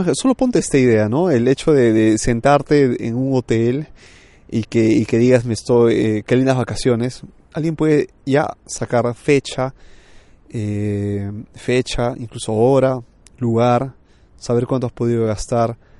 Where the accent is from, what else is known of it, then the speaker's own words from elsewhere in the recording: Peru; moved away as an adult; now in Milan, Italy; yo soy peruano de nacimiento y he crecido hasta los 27 años por allá